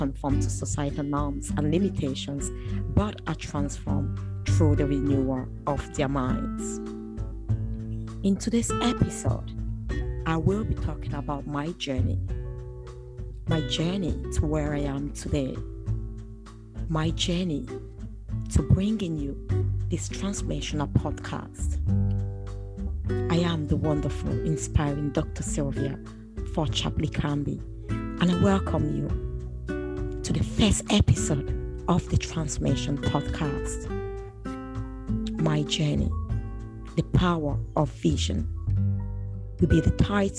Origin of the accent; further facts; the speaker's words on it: English-speaking region of Cameroon, Anglophone Cameroon, Cameroon; now in United Kingdom; I come from Cameroon, as I said before. I'm British Cameroonian. Cameroon is a bilingual nation. I'm from the English-speaking region of Cameroon.